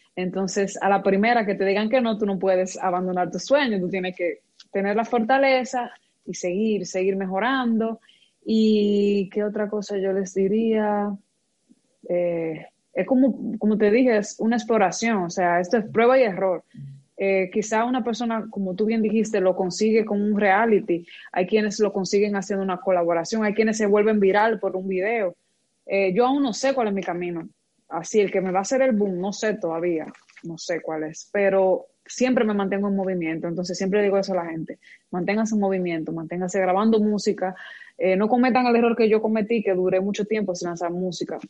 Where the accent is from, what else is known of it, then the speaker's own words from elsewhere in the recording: Moca, Espaillat, Dominican Republic; yo soy de Moca